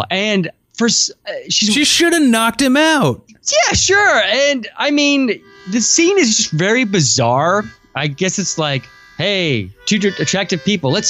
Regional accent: Missouri, United States; I grew up in Missouri, which is worse

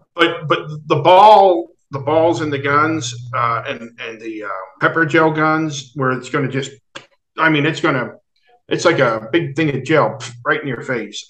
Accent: New Jersey, United States; I'm from Jersey

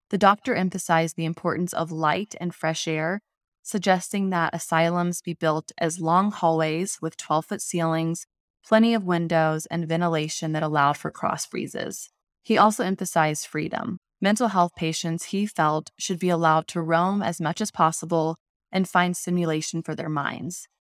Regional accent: Indiana, United States; I grew up in Indiana

